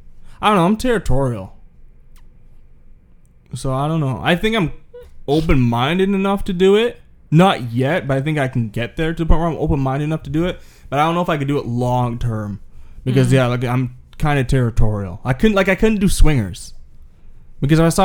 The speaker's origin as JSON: {"language": "English", "country": "Canada", "said": "I'm Canadian."}